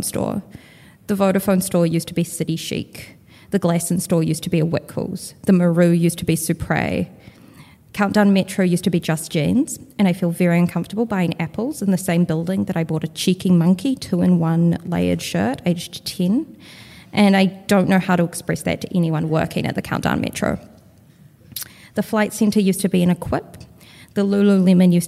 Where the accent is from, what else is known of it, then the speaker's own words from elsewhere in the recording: Wellington, New Zealand; I'm from Wellington, New Zealand.